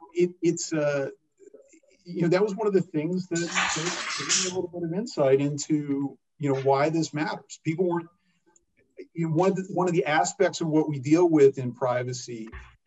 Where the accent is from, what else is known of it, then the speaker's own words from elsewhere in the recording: Odessa, Texas, United States; I grew up in Odessa, Texas, which is famous for football